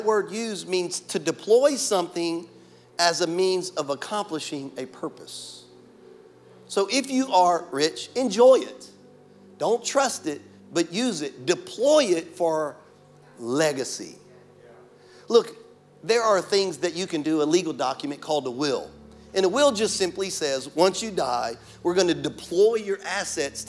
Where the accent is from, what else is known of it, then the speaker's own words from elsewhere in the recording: Louisiana, United States; now in Florida, United States; I'm from Louisiana